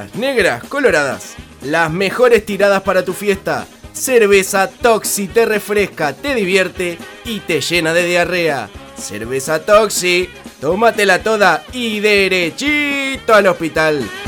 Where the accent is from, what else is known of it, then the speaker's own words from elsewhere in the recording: Argentina; nos tenemos que hacer respetar como argentinos